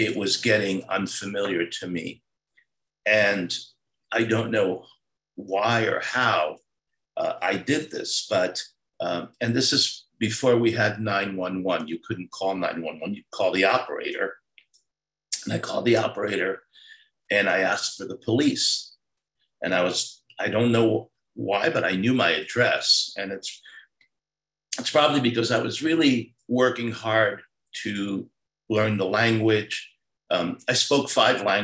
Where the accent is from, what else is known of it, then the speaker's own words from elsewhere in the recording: Paterson, New Jersey, United States; also born or lived in Saudi Arabia / Cairo, Egypt / Beirut, Lebanon; I grew up in New Jersey. I'm a Jersey boy. I was 8 years old when we moved there.